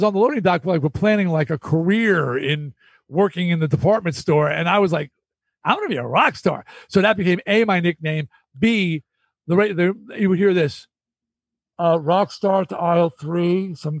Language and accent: English; Long Island, New York, United States; I was from Long Island